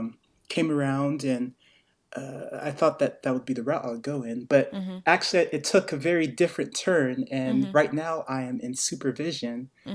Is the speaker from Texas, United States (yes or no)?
no; Greensboro, North Carolina, United States; born there; also born or lived in Virginia; now in Asheville, United States; I was born in Greensboro, North Carolina.